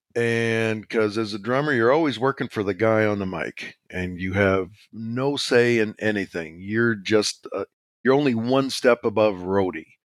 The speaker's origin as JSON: {"language": "English", "town": "Regina", "region": "Saskatchewan", "country": "Canada", "tie": "born or raised there", "said": "I was born in Regina, Saskatchewan, Canada"}